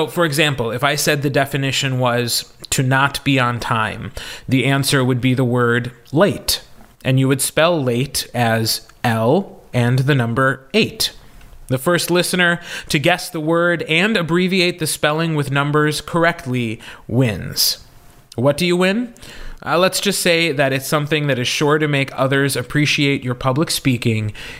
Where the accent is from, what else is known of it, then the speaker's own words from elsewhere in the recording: Wisconsin, United States; accent: Wisconsin; you can really hear my Wisconsin accent